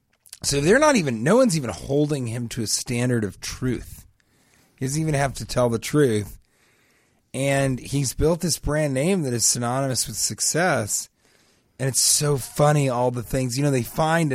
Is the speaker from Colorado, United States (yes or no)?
yes; Denver, Colorado, United States; growing up in Denver